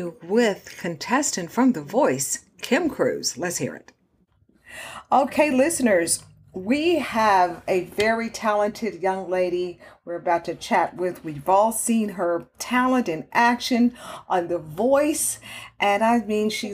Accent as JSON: {"language": "English", "region": "Texas", "country": "United States", "moved": "yes", "said": "I'm originally from Texas"}